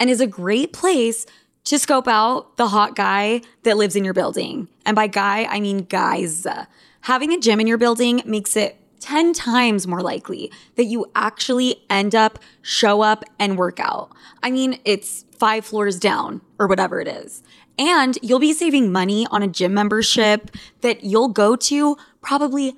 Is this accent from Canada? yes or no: no; Utah, United States; now in New York City, United States; I'm from Utah